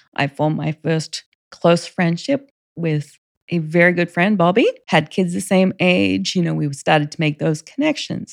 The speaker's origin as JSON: {"language": "English", "town": "Rockhampton", "region": "Queensland", "country": "Australia", "tie": "born or raised there", "also_born_or_lived": "Virginia / Monterey", "moved": "as an adult", "lives_now": "United States", "said": "I grew up in Australia, state of Queensland, which is the northern state, the city of Rockhampton."}